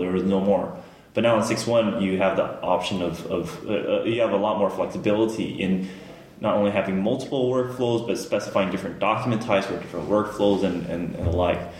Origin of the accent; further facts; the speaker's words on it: Los Angeles, California, United States; moved away as an adult; now in United Kingdom; I'm born and raised in the Los Angeles area